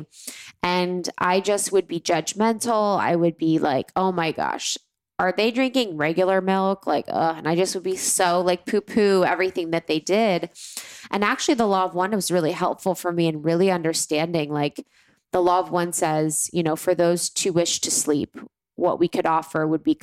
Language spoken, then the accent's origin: English; Ohio, United States; moved away; I have such a great gratitude for growing up in Ohio